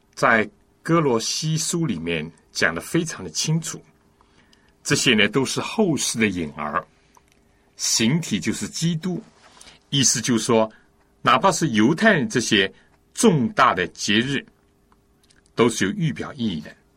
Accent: China; 我们中国人

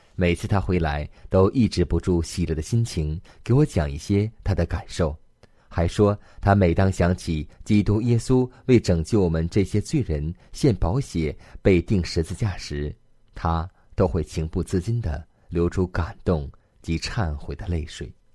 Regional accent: Northeast China, China; moved away as an adult; 我出生于东北，大学毕业后到西北工作

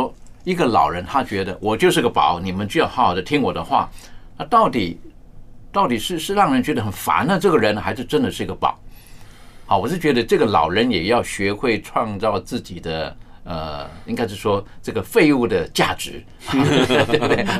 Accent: China; 我们面对老人家的时候，我是觉得有的时候在我们中国人的一些的传统、一些的价值观，我是觉得还是十分可取的。

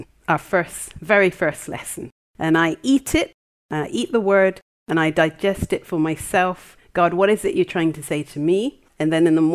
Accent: Jamaica; now in Wales, United Kingdom; we're Jamaican

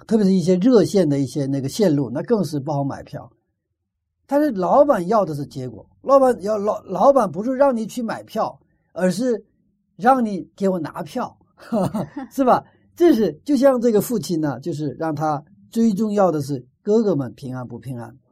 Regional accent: Northeast China, China; accent: Northeastern (Dongbei); 我们是东北

